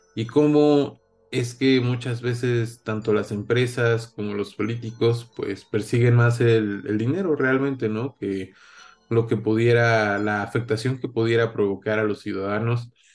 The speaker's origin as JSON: {"language": "Spanish", "country": "Mexico", "said": "nosotros como mexicanos"}